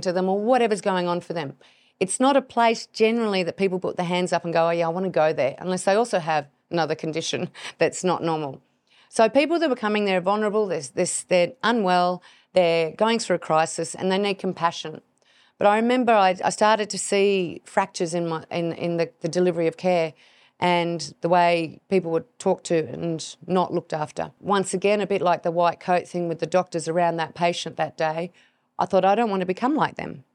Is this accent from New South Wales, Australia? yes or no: no; Hobart, Tasmania, Australia; I was born in Hobart, down in Tasmania